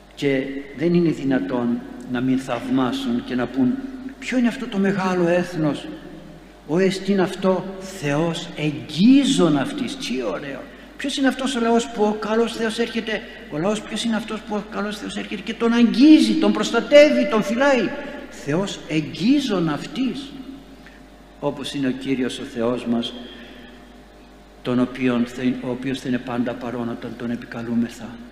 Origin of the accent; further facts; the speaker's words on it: Greece; σαν Έλληνες ζούμε ακόμη και δεν χαθήκαμε